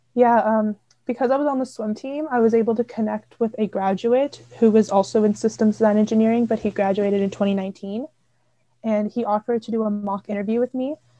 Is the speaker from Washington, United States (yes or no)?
yes; Seattle, Washington, United States; moved away as an adult; now in Waterloo, Canada; I'm from Seattle, Washington